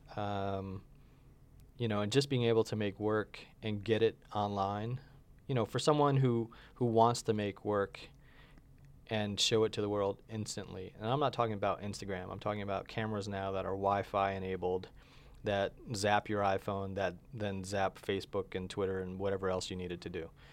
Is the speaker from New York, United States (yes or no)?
yes; upstate New York, United States; born or raised there; moved away as an adult; also born or lived in Long Island, New York / Florida; now in Albuquerque, United States